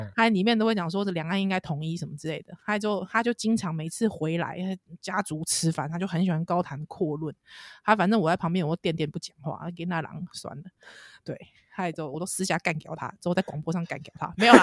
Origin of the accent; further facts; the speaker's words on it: Taiwan; 听在我们台湾人耳里很刺耳